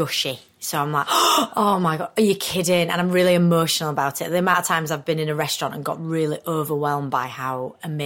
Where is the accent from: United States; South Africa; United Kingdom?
United Kingdom; Skelmanthorpe, Yorkshire and the Humber; moved away as an adult; now in London, United Kingdom; I'm from Skelmanthorpe.